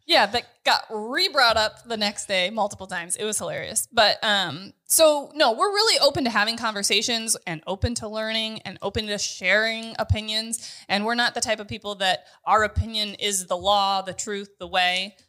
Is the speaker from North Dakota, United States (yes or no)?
yes; North Dakota, United States; I'm from North